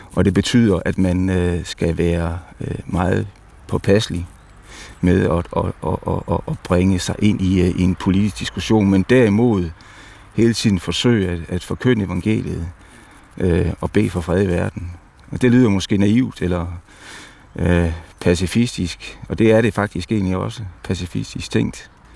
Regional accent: Denmark; vores bevidsthed som danskere

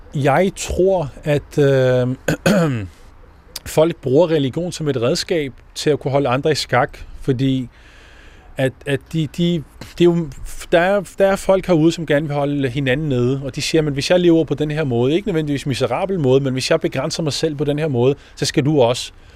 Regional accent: Ishøj, Capital Region of Denmark, Denmark; moved away as an adult; also born or lived in Morocco; now in Copenhagen, Denmark; hvor jeg er vokset op, Ågården 9

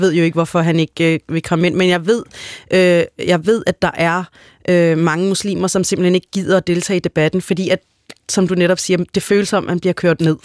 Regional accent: Denmark; jeg er jo født og opvokset her i Danmark

